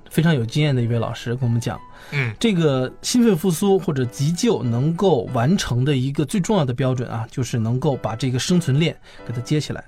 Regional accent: Northeast China, China; moved away as an adult; now in Beijing, China; 我在从老家，我是东北人，我从东北坐火车回北京

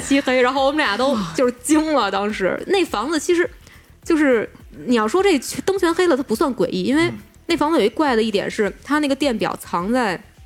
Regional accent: Beijing, China; moved away; also born or lived in United Kingdom; 我小的时候在北京不是老是碰到各种怪事儿，然后我后来去英国上学

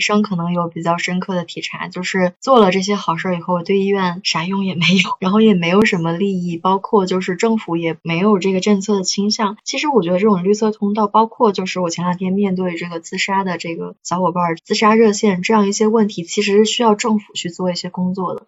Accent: China; 我们中国人

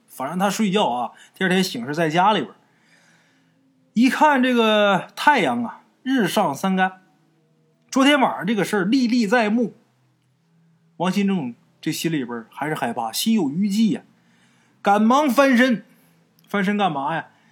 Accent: Liaoning area, China; 咱们东北也是，辽宁那一带我老家也是这样啊

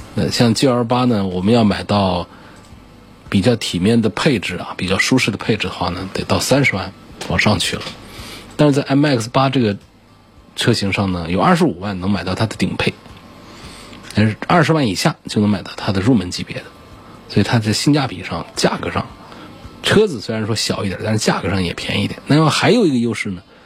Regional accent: Hubei, China; 作为一个湖北人

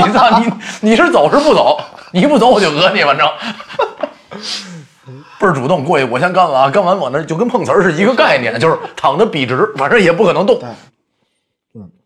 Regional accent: Beijing, China; 我们家只有我是北京人，就是我是第一代北京人，我父母都不是北京人

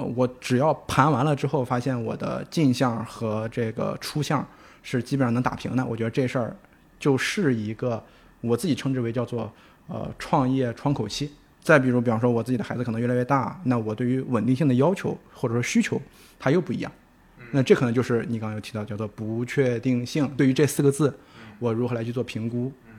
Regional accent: Shandong, China; 作为一个山东人啊

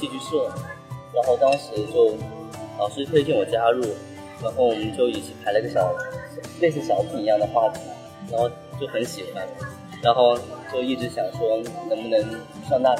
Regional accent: Hunan, China; 对，不是，我是湖南人。

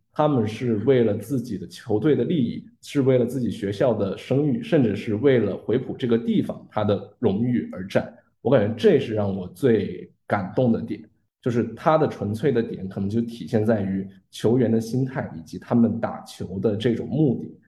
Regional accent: Qingdao, Shandong, China; 因为我是青岛人

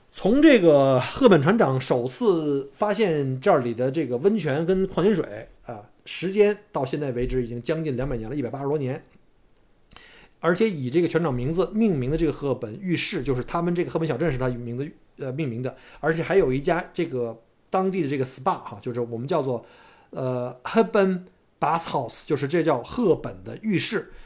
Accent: Beijing, China; moved away as an adult; now in Melbourne, Australia; 在北京长大

